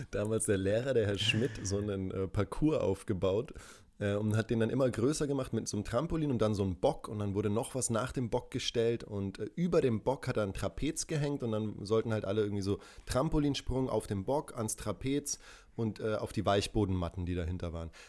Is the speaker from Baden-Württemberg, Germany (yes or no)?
no; Würzburg, Bavaria, Germany; born there; accent: Franconian; Äh, ja, ich bin ja in Würzburg geboren und da rollt man das R